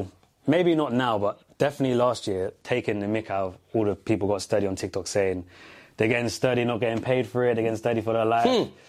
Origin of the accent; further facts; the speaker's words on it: Jamaica; I'm Jamaican myself.